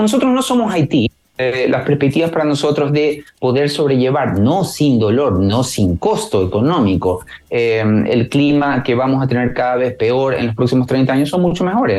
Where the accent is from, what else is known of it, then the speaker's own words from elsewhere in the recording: Ecuador; moved away as an adult; now in Chile; yo soy de Ecuador.